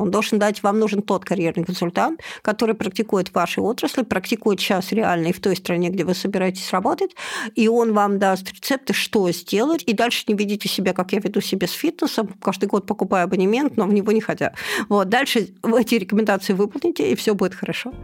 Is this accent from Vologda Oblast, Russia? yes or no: yes; Vologda, Vologda Oblast, Russia; moved away as an adult; also born or lived in Moscow; я из Вологды